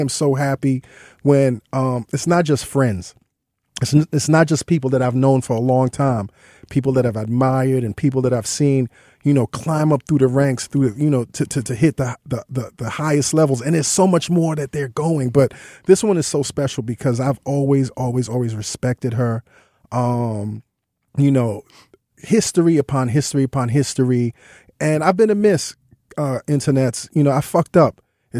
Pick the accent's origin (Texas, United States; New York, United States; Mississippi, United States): New York, United States; New York City; You know, that's where I was born and raised.